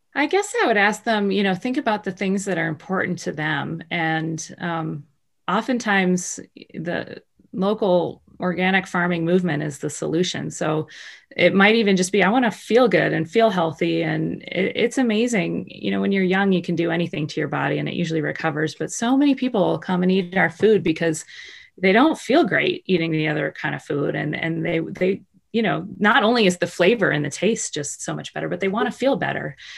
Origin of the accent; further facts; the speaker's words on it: Baltimore, Maryland, United States; I grew up in Baltimore in the middle of the city